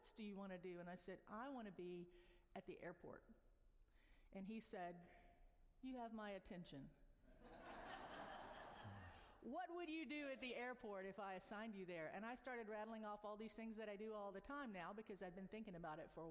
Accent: McDonough, Georgia, United States; I'm a seventh generation Henry Countyan. My mother's family has been just to the north of the county seat of McDonough since 1825. So growing up there

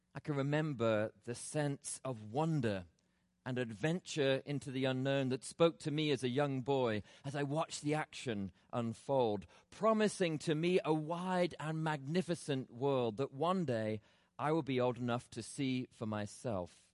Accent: England, United Kingdom; now in Atlanta, United States; Growing up in England as a child

